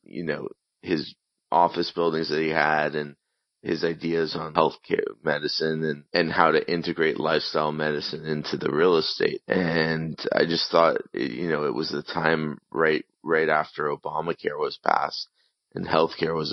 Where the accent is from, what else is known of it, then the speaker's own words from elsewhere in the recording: Miami, Florida, United States; I grew up in Miami, Florida